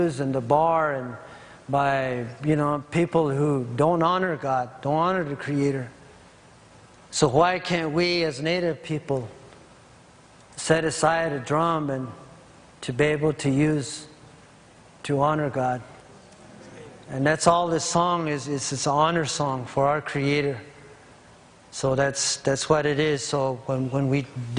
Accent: Navajo Nation, United States; I come from the Diné, the Navajo Nation

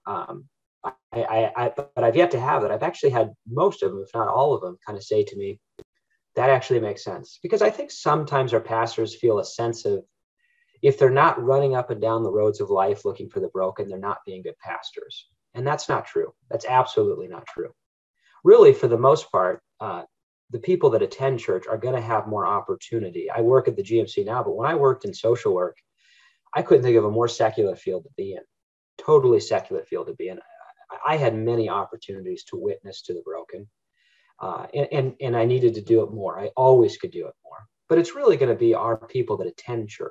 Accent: Northern Michigan, United States; We grew up in Northern Michigan

